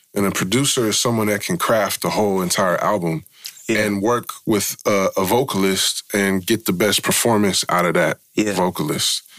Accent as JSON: {"language": "English", "town": "San Francisco", "region": "California", "country": "United States", "said": "we're from Frisco"}